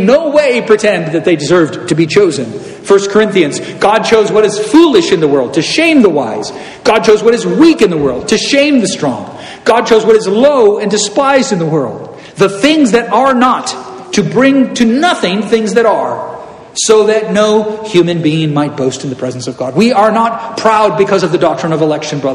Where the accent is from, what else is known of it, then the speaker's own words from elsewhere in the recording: Southern California, United States; I'm from Southern California